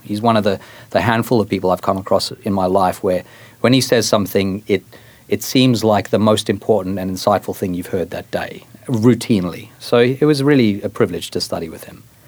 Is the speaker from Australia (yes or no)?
yes; Australia; accent: Australian; moved away as an adult; also born or lived in Johannesburg, South Africa; now in United States; I am Australian. I, I was born in South Africa. I spent seven years there, moved to Australia, spent 16 years there, and I've now been in the US for 14